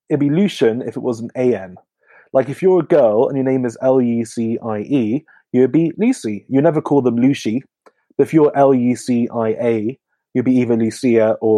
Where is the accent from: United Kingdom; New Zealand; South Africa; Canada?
United Kingdom; Northamptonshire, East Midlands; now in London, United Kingdom; I'm from Northamptonshire, which is famous in Northamptonshire, but should be for England for having the best shoes.